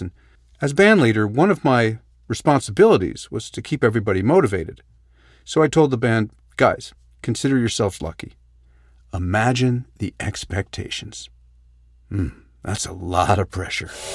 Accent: Canada; We're in Canada, we're a polite people.

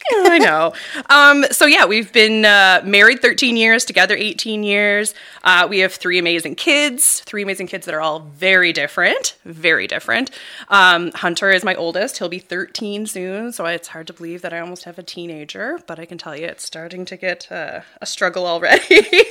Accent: Bridgewater, Nova Scotia, Canada; I'm a local gal, born and raised in Bridgewater area.

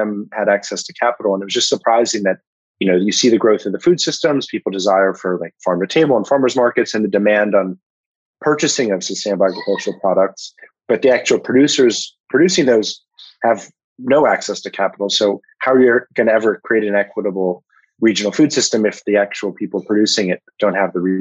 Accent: Washington, District of Columbia, United States; I grew up in Washington, D.C.

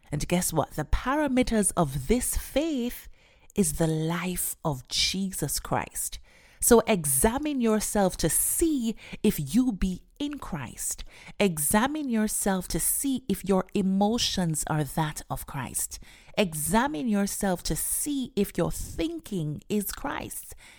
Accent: Jamaica; Growing up in Jamaica

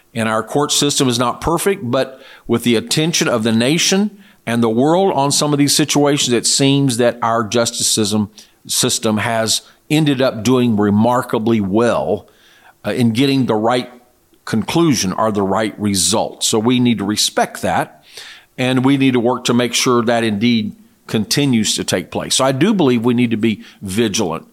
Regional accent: United States; as an American citizen

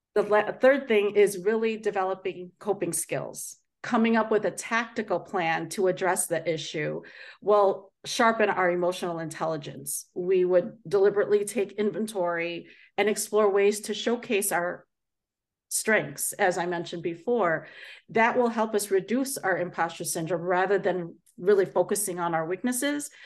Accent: Chicago, Illinois, United States; born and raised in the Chicago area, uh, but I am Filipino

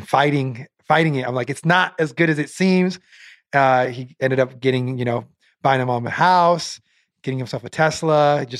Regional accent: Portland, Oregon, United States; now in Las Vegas, United States; I actually grew up in Portland, Oregon. Came out to Vegas probably like 6-7 years ago.

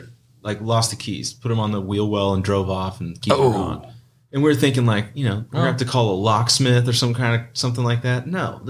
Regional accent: Dallas, Texas, United States; we're from Dallas.

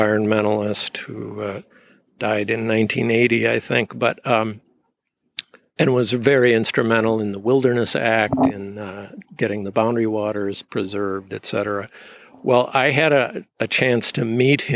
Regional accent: St. Louis Park, Minnesota, United States; I grew up in a suburb of Minneapolis called St. Louis Park

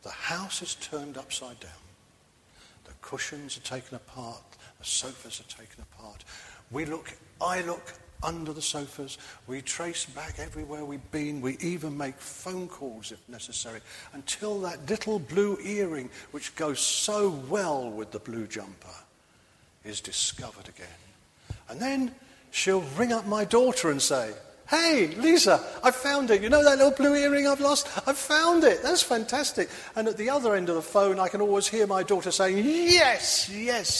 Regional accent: London, United Kingdom; now in Bristol, United Kingdom; I'm a townie. I was brought up in London

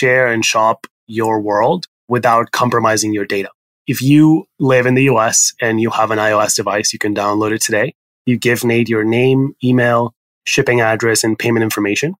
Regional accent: Barcelona, Catalonia, Spain; English is a second language; moved away as an adult; also born or lived in Paris, France / California, United States; now in New York, United States; I'm Spanish. I was born in Barcelona in Spain, and then I grew up sort of between Barcelona and Paris.

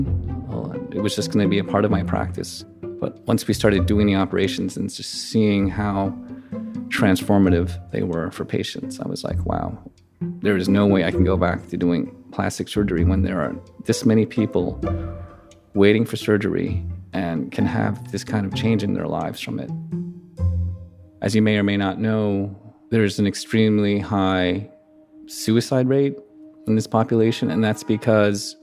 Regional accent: New York City, New York, United States; I grew up in Queens, went to public school

